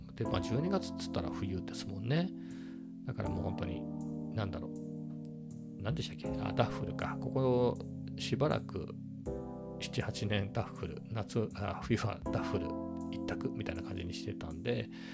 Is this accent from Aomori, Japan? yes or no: no; Ibaraki, Japan; 僕茨城出身なんであの11月13日だかが県民の日で休みだったな子供の頃は